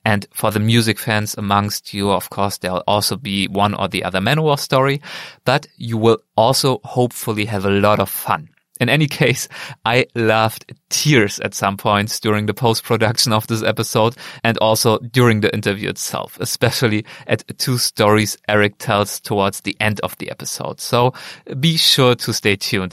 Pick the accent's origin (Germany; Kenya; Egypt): Germany; moved away as an adult; now in Philadelphia, United States; my home country of Germany